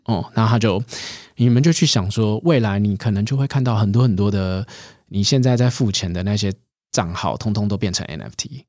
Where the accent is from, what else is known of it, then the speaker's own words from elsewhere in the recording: Taiwan; 我们台湾人能够想到的就是，哎，你去想到一个 idea，我用最低的成本